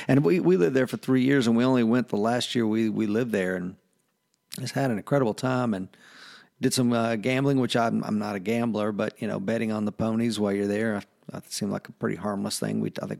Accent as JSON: {"language": "English", "region": "Southern US", "country": "United States", "said": "You know, I'm a Southerner"}